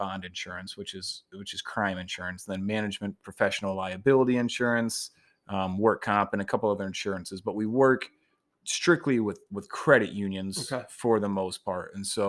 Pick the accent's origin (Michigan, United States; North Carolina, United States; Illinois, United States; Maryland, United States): Michigan, United States; Niles; And so I got a job in insurance back here in my hometown in Niles and in South Bend.